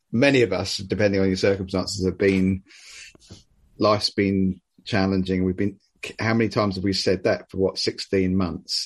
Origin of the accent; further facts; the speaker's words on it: United Kingdom; as great British people